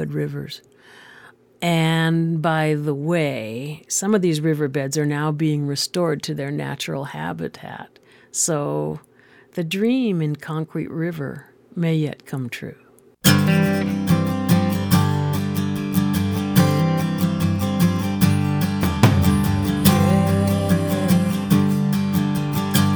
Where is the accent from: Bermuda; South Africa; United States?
United States; Los Angeles, California; I grew up in Los Angeles